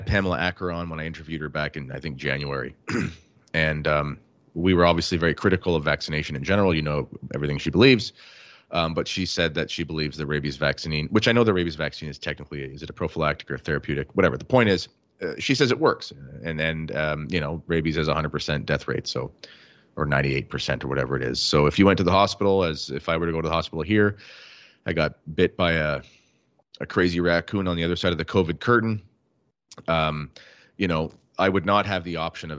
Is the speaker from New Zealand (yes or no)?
no; Canada; as a Canadian